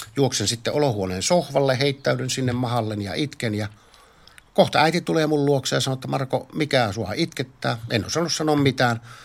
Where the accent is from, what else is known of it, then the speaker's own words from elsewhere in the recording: Varkaus, North Savo, Finland; moved away; Minä olen Varkaudesta kotoisin.